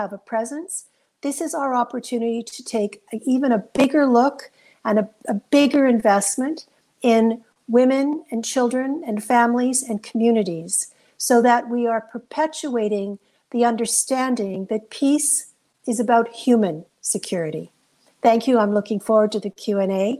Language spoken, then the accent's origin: English; Canada; as a Canadian